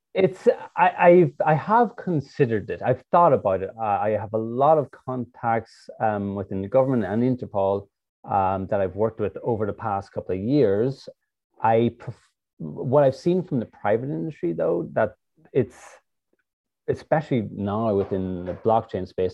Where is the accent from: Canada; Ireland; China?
Ireland; moved away as an adult; also born or lived in San Jose, United States; now in United States; I'm originally from Ireland